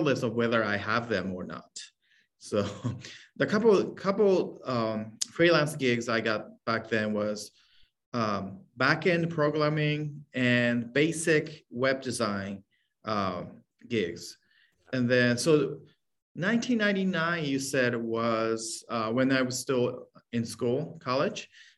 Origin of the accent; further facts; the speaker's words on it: Hokkaido, Japan; moved away as an adult; now in San Francisco, United States; I was born and raised in Japan. Place called Hokkaido, and it's a northern island of the country.